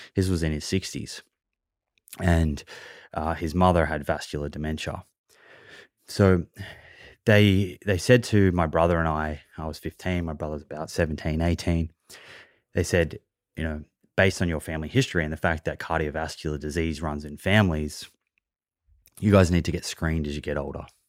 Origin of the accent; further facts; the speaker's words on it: Melbourne, Victoria, Australia; now in Sydney, Australia; I, I grew up in Melbourne, and now I live in Sydney